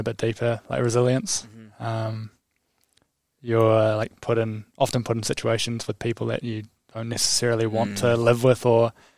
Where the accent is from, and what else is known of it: Te Awamutu, Waikato, New Zealand; born or raised there; also born or lived in Cambridge, New Zealand